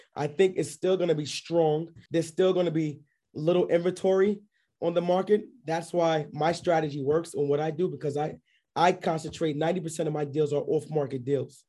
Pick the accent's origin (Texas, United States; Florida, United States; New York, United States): New York, United States; New York City; moved away as an adult; also born or lived in Scranton, Pennsylvania; now in Georgia, United States; I'm based out of here in, uh, Georgia, but I'm originally from New York, uh, Queens, New York. I w, lived in Bayside, Queens, actually.